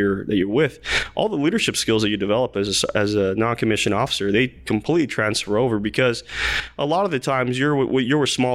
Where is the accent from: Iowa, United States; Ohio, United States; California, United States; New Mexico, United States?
New Mexico, United States; Las Cruces; moved away as an adult; also born or lived in Fort Bliss, Texas / Fort Sill / Germany / Korea; originally from Las Cruces, New Mexico